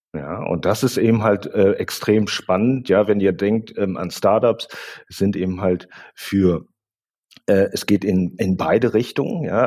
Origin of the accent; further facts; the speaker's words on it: Germany; also born or lived in Hong Kong; now in Berlin, Germany; Ich bin in Hongkong geboren, aber in Deutschland aufgewachsen. Daher spreche ich Deutsch, aber auch Kantonesisch